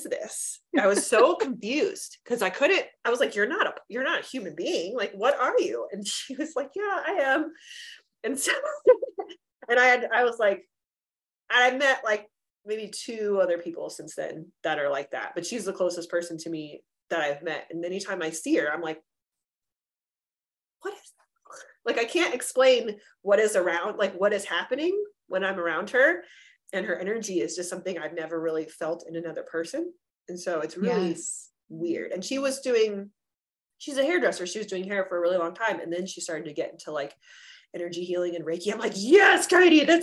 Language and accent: English; Southern California, United States; moved away as an adult; now in Colorado, United States; We actually grew up about 30 miles away from each other in California, like in Southern California.